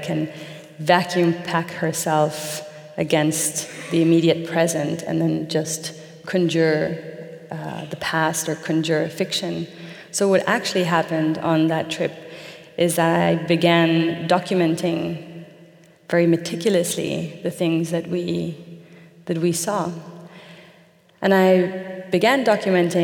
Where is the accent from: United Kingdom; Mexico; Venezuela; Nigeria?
Mexico; moved away; my native Mexico